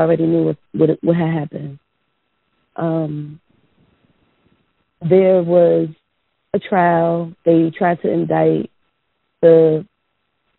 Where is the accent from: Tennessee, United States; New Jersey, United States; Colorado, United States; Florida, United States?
New Jersey, United States; I'm from New Jersey